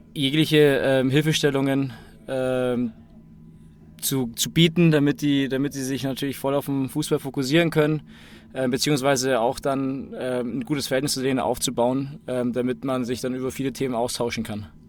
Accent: Munich, Bavaria, Germany; ich bin in München geboren.

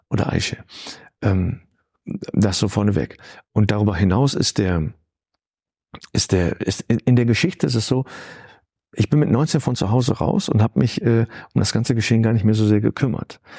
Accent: Cologne, North Rhine-Westphalia, Germany; Ich, das ist hier, Köln ist meine Heimat, mhm. Solingen ist nebenan und so.

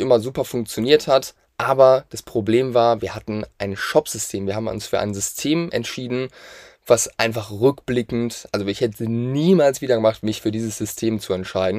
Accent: Hamburg, Germany; wir kommen aus der Nähe von Hamburg

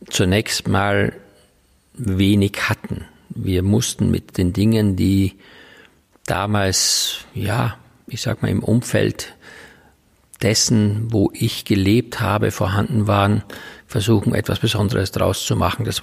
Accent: Styria, Austria; Ja, ich komme gebürtig aus der Oststeiermark. Das ist also ein kleiner Teil der Steiermark im Osten sozusagen. Äh, und dort bin ich auf einem Bauernhof groß geworden

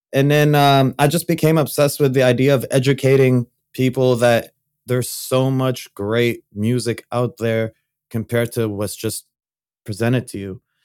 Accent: Saudi Arabia; I grew up in Saudi Arabia

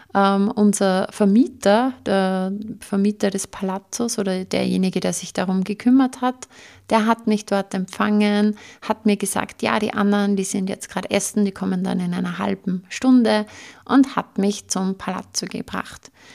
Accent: Austria; bei uns in Österreich

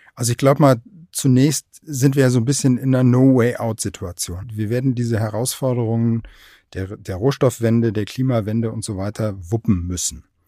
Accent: Aachen, North Rhine-Westphalia, Germany; moved away; also born or lived in Kiel; wir sind ja als Region erstens mal Strukturwandel sowieso schon gewohnt. Ne? Wir hatten mal in Aachen Stallindustrie

